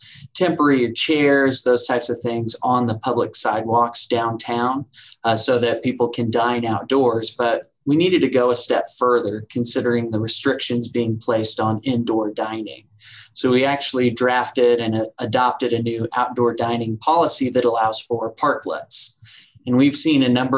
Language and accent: English; Southwest Missouri, United States; moved away as an adult; now in Bentonville, United States; I'm originally from Southwest Missouri, so I've been in Bentonville for 3 years as well